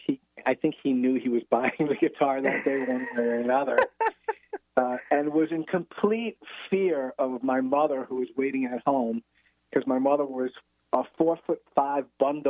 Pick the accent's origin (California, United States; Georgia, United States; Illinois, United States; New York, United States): New York, United States; New York City; I grew up in the Bronx and in New York City